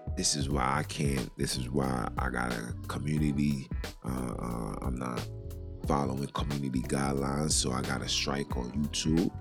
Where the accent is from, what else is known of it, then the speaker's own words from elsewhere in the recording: New York City, New York, United States; I'm from Brooklyn